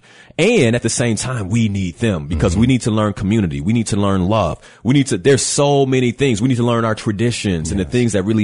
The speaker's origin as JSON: {"language": "English", "town": "Chicago", "region": "Illinois", "country": "United States", "said": "I'm west side of Chicago"}